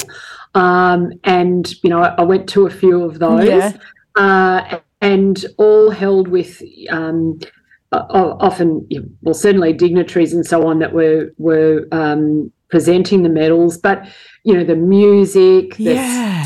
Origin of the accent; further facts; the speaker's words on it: Australia; We love being Australian